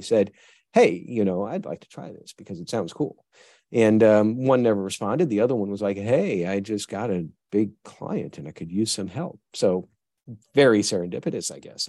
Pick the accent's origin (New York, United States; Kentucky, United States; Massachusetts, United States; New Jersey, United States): New York, United States; moved away; also born or lived in Tennessee; I grew up in New York